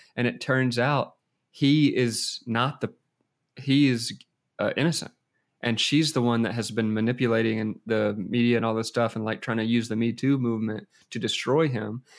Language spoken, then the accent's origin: English; United States; I'm American